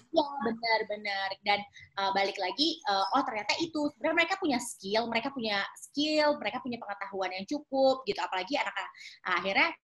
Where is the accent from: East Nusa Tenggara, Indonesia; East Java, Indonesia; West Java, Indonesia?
West Java, Indonesia; Depok; also born or lived in Jakarta; aku lahir sih di Jakarta kak, tapi memang kalau rumah um, di Depok Jawa Barat